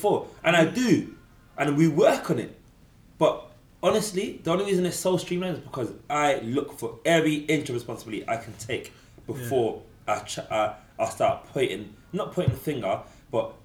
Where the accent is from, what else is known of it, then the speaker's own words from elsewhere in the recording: London, United Kingdom; accent: Cockney; I'm from London, grew up in a city, London, England.